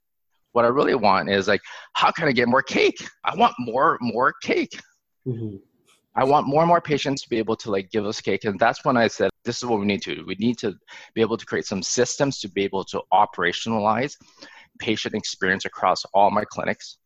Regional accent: Alberta, Canada; I was born in Alberta. And growing up in Alberta, like, we're close to Banff

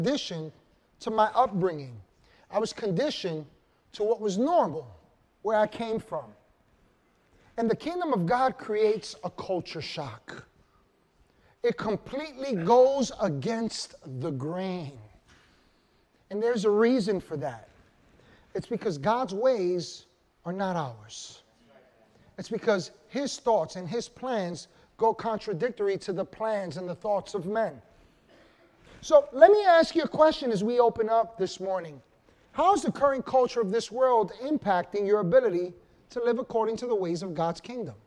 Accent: New York, United States; New York

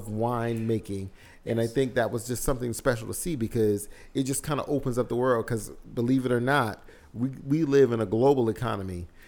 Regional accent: the South, United States; growing up in the South like myself

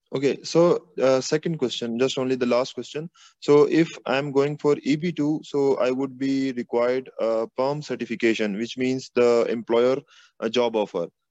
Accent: Pakistan; I'm from Pakistan

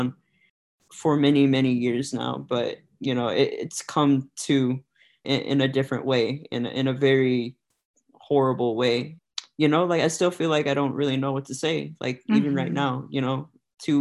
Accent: Des Moines, Iowa, United States; also born or lived in Connecticut; I was born and raised here in Des Moines, Iowa. Pretty much lived here for almost all my life

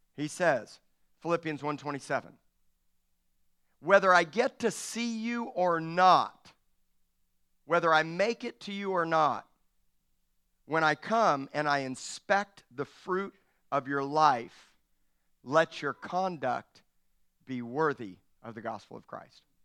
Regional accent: Miami, Florida, United States; I'm from Miami, Florida

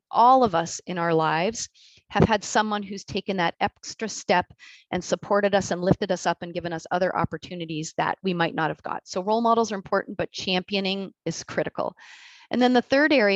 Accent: Canada; being Canadian

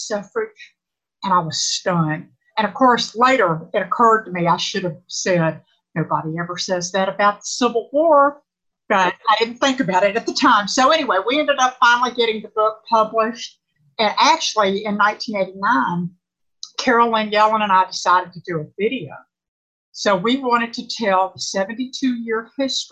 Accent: Nashville, Tennessee, United States; I grew up in Nashville, graduated from DuPont High School in Nashville

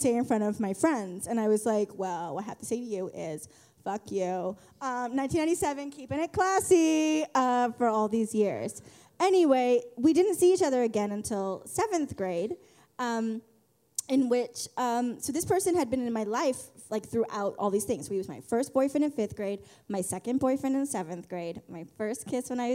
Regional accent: San Luis Obispo, California, United States; moved away as an adult; now in San Francisco Bay Area, United States; I grew up in San Luis Obispo, California, which is south of here

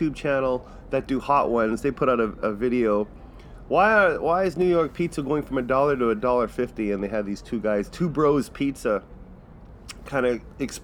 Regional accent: Manitoba, Canada; we're from Manitoba.

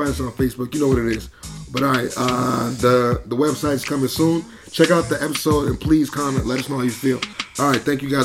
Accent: Boston, Massachusetts, United States; I'm from Boston

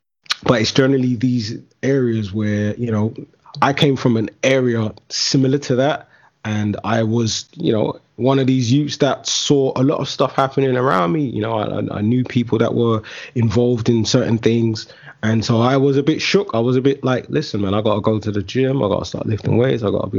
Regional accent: London, United Kingdom; you're a young man growing up in London, in certain areas of London specifically, you kind of have to have your wits about you, man.

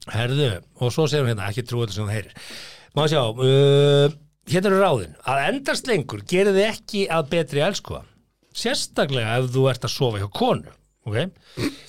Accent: Hallormsstaður, Eastern Region, Iceland; moved away; á mínum heimaslóðum í héræði Hallónstað

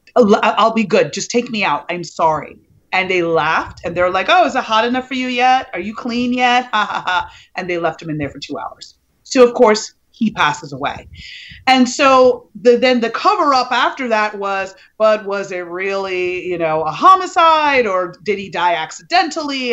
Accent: New York, United States; I grew up in New York in the eighties when the crack epidemic was in full swing.

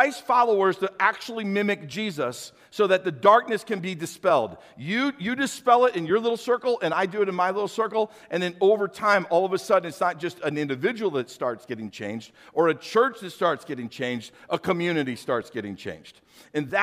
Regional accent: St. Louis, Missouri, United States; I grew up in St. Louis, so I was a city boy

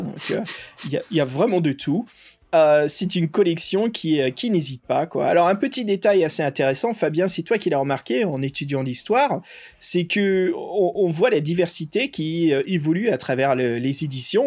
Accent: United States; moved away; une grande partie de mon enfance aux USA

